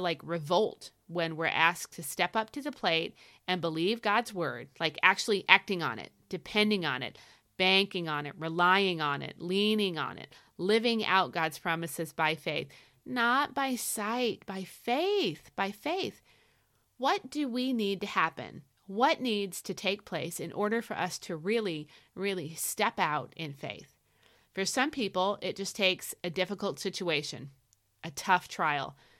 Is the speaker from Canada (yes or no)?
no; United States; I'm an American